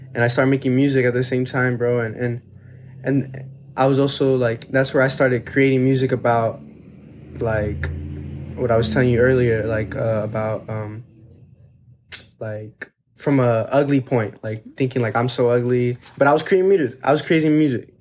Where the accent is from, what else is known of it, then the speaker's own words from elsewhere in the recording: Texas, United States; We're from Texas